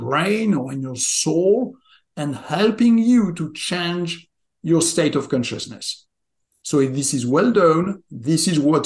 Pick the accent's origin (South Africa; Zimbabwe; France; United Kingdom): France; southwest France; moved away as an adult; also born or lived in southwestern United States; now in United States; I was born and raised in France, in the southwest of France. I live now in the southwest of America